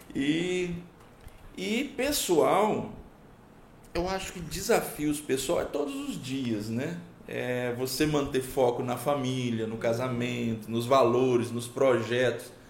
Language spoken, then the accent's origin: Portuguese; Pimenta Bueno, Rondônia, Brazil; born or raised there; also born or lived in Paraná